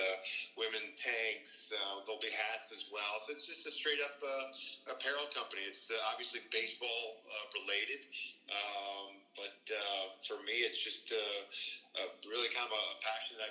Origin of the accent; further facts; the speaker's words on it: Kansas, United States; We grew up in Kansas